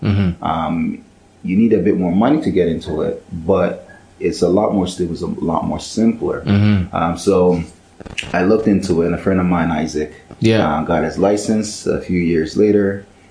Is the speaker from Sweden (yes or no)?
no; Ghana; So, you know, I'm Ghanaian